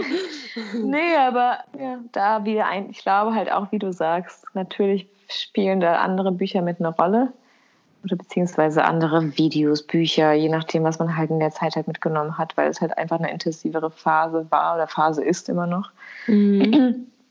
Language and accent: German; Kosovo; moved away; bei uns in Kosovo